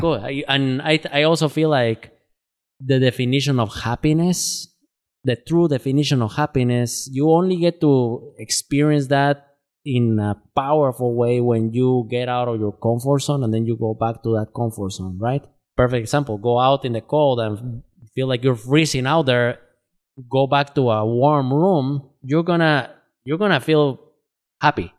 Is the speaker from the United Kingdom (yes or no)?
no; Guatemala; now in Twin Cities, United States; I'm originally from Guatemala. I've been living in the Twin Cities since two thousand twelve